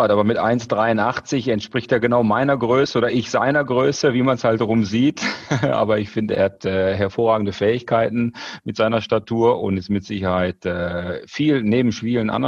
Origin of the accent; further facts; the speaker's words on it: North Rhine-Westphalia, Germany; Und ich komme aus dem Ruhrgebiet, da sind wir eh sehr, sehr direkt und recht schnell kollegial unterwegs.